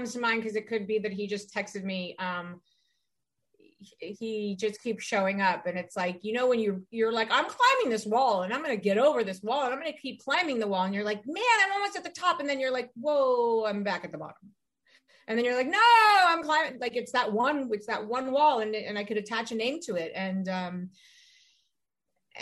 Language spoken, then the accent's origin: English; Ohio, United States; I'm from Ohio